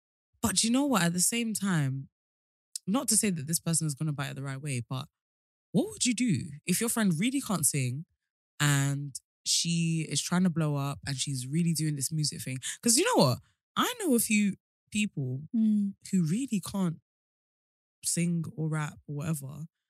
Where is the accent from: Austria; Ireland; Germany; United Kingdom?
United Kingdom; England; but I live in Europe, but I'm not going to say which country in case you can clock that I'm from England.